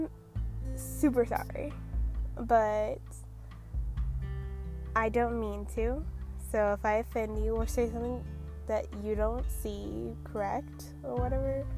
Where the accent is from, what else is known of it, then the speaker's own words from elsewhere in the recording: New York, United States; now in Idaho, United States; I'm obviously from the U.S. I was born in New York, and I live in Idaho